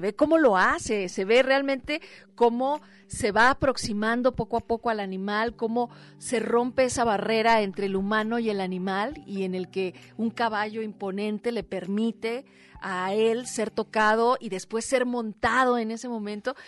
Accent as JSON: {"language": "Spanish", "country": "Mexico", "said": "como mexicanas y mexicanos"}